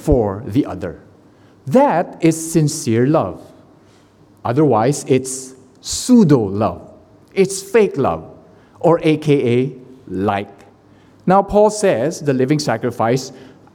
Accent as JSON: {"language": "English", "country": "Philippines", "said": "I am the Filipino who cannot sing"}